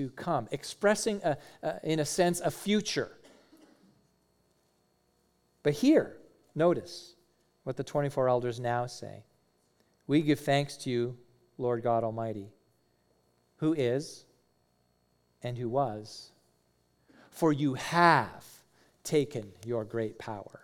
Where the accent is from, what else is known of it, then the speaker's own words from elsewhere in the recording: Canada; now in United States; as a Canadian